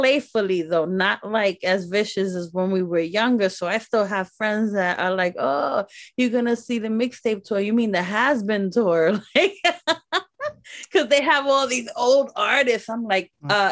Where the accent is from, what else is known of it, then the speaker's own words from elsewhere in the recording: New York City, New York, United States; also born or lived in Bronx; I'm from the hood of Brooklyn. I'm from the Bronx, but at that time, I was living in Brooklyn all the way to the age of 14.